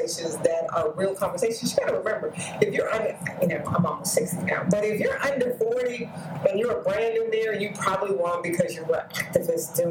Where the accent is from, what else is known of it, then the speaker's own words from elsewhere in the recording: Arkansas, United States; moved away; I'm originally from Arkansas